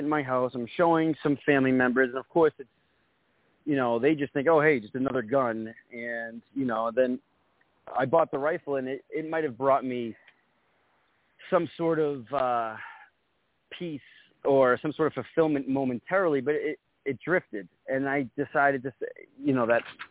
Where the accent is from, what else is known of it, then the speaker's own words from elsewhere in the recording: Winthrop, Massachusetts, United States; I have relocated and transferred to my hometown of Winthrop, Massachusetts